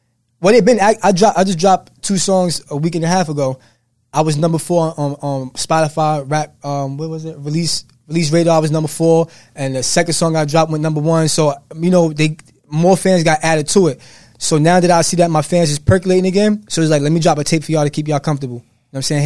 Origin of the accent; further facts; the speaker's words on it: Jersey City, New Jersey, United States; I'm from New Jersey.